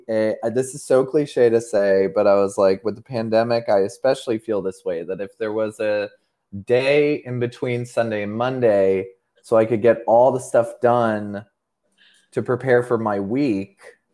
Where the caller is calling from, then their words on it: Seattle, Washington, United States; I'm calling in from Seattle, Washington right now.